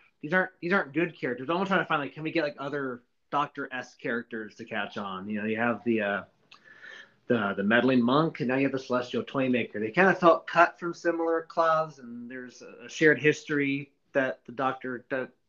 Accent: United States; speaking as an American, I come from a country where we don't make mountains out of molehills at all

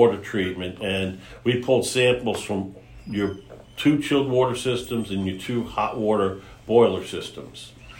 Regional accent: New York area, United States; moved away; I was originally from the New York area

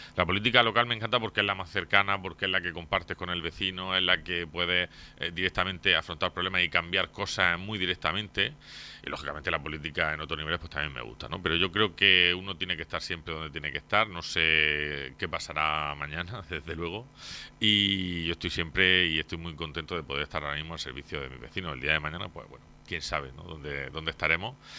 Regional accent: Torre Pacheco, Region of Murcia, Spain; vecino de Pacheco desde que nací, he vivido aquí toda mi vida, toda mi vida. nací en el barrio de San Juan

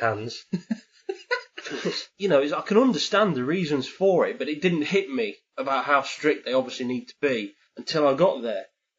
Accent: England, United Kingdom

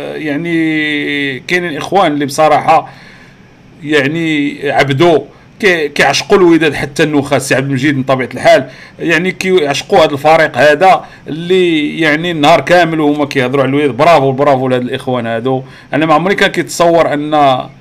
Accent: Morocco; عندنا في المغرب

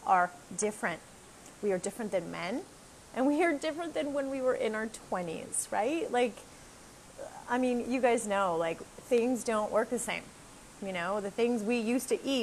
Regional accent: Canada; moved away as an adult; now in Costa Rica; I'm a Canadian girl

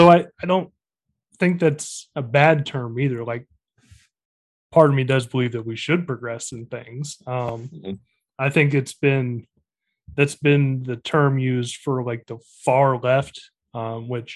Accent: El Dorado Springs, Missouri, United States; I was born in El Dorado Springs

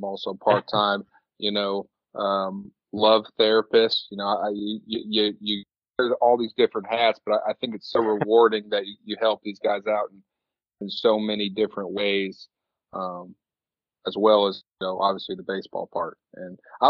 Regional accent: Bloomington, Illinois, United States; I grew up in Bloomington, Illinois

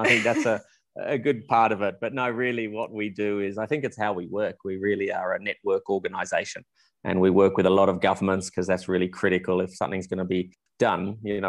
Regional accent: Melbourne, Victoria, Australia; moved away as an adult; also born or lived in South Africa; now in Windhoek, Namibia; I'm a Melbourne from Australia, born and bred, grew up there, always wanted to be an Australian rules footballer for my life.

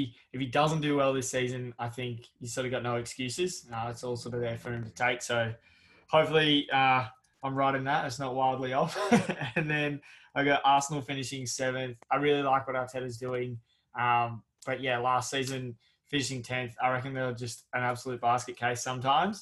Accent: Australia; as a Australian fan

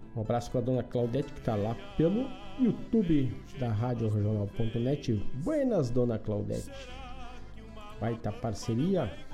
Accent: Ervaldo Sul, Rio Grande do Sul, Brazil; vai até Ervaldo Sul, na minha terra

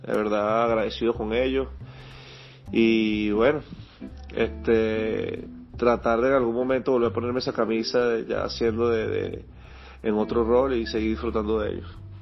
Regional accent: Maracay, Aragua, Venezuela; yo soy de Maracay

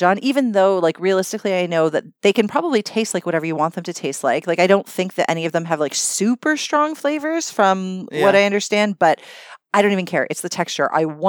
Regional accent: Canada; I am as white as a Canadian girl can be.

